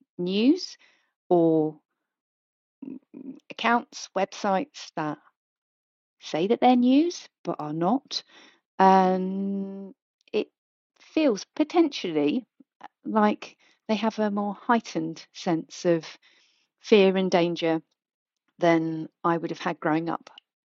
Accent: United Kingdom; we're British and we're going to like get well drunk

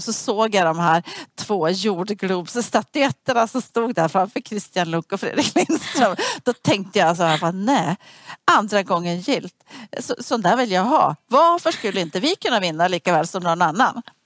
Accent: Sweden; jag som var svensk

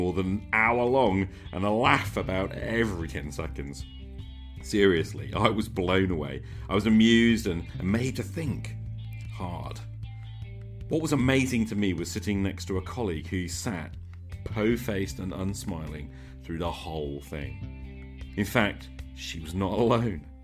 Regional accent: United Kingdom; Being British

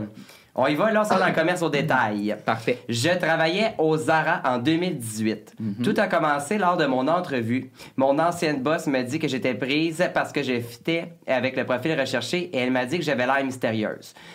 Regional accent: Lanaudière, Quebec, Canada; on vient tous de, de la Naudière

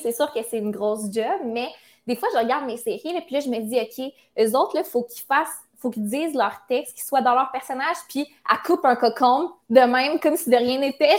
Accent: Quebec City, Quebec, Canada; moved away as an adult; now in Montreal, Canada; je viens de Québec. Mais j'ai déménagé à Montréal pour les réseaux sociaux, les communications et tout. Mais je me vois vraiment revenir à Québec. comme c'est mes racines, c'est ma famille

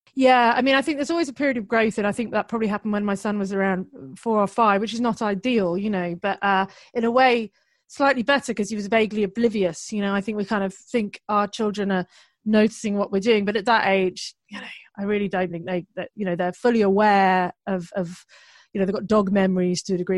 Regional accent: United Kingdom; I'm British

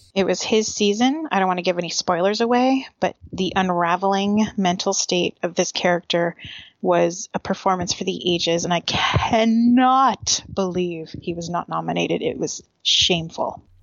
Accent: near Scranton, Pennsylvania, United States; Very, very close to my hometown

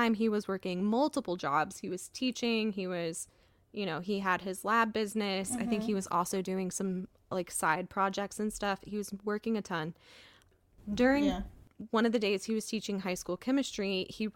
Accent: North Carolina, United States; we are from the South. We are from North Carolina

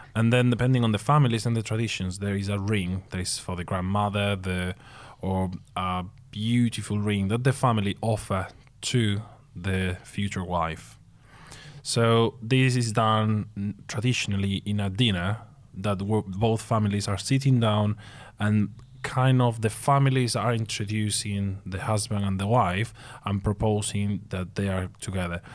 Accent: Seville, Andalusia, Spain; moved away as an adult; it was my hometown, so I told you, okay, Seville.

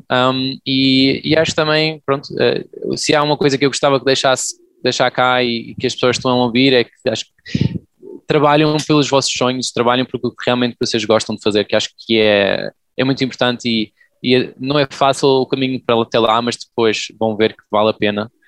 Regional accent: Portugal; Acho que isso que eu sinto como português.

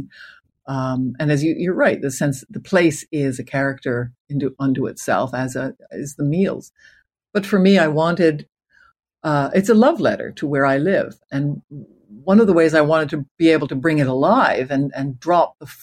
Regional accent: Canada; as a Canadian

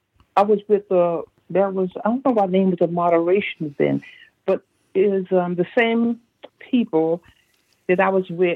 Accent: Paterson, New Jersey, United States; also born or lived in Bishopville, South Carolina; I grew up in Paterson, Jersey, but I was born in Bishopville, South Carolina. But I started school up in Paterson.

